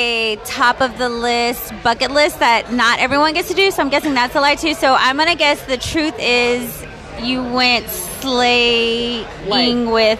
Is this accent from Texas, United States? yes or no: yes; Galveston, Texas, United States; I'm from Galveston, Texas.